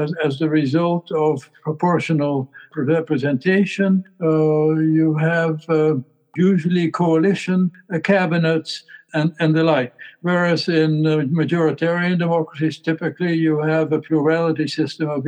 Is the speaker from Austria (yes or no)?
no; Netherlands; growing up in the Netherlands